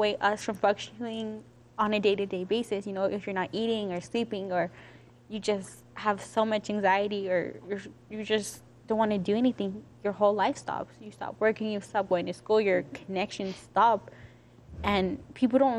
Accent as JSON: {"language": "English", "town": "Aurora", "region": "Colorado", "country": "United States", "said": "I'm from Aurora"}